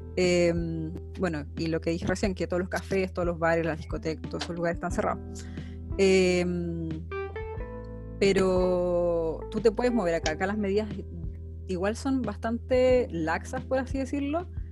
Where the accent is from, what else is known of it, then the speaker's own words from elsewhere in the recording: Santiago, Santiago Metropolitan Region, Chile; moved away as an adult; now in Denmark; yo soy de Santiago